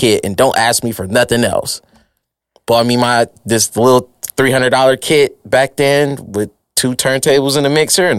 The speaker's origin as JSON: {"language": "English", "town": "Detroit", "region": "Michigan", "country": "United States", "tie": "born or raised there", "also_born_or_lived": "Southfield, Michigan", "said": "Born and raised in Detroit on the east side"}